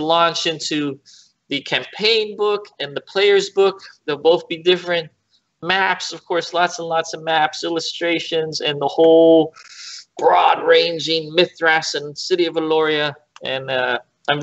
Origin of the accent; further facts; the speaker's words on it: New York City, New York, United States; I grew up like in New York City